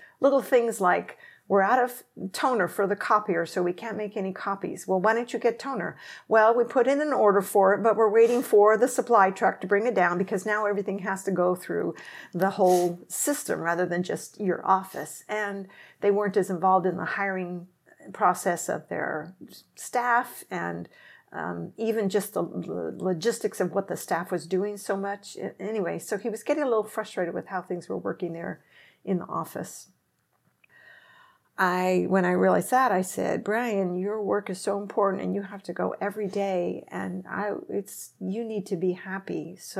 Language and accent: English; Seattle, Washington, United States; born there; I was born in Seattle. My parents had lived there after they'd been after school there for a while.